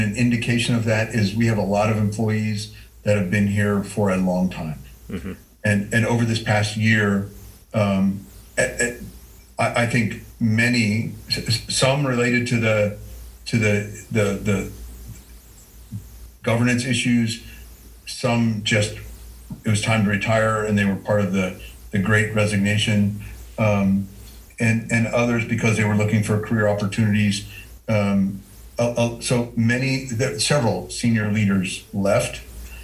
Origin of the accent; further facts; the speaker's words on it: Moscow, Idaho, United States; I grew up in Moscow